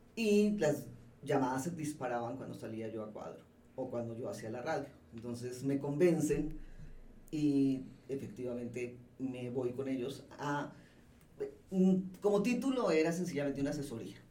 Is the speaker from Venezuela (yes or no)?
no; Colombia; moved away as an adult; also born or lived in Mexico City, Mexico; now in Mexico; yo como colombiana que llegó sola a montar esta empresa, esto ya lo venía haciendo desde Colombia